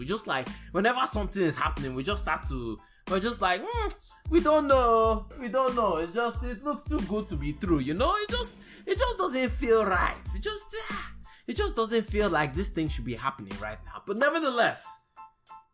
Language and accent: English; Birmingham, Alabama, United States; I grew up in Birmingham, Alabama